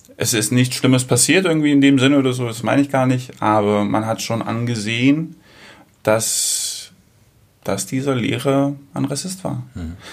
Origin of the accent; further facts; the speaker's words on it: Germany; moved away; also born or lived in Greece; Bin in Deutschland aufgewachsen